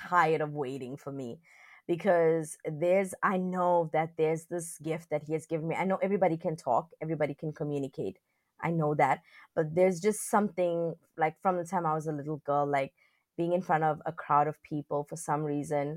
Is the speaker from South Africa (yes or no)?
yes; South Africa; also born or lived in China; I'm from South Africa.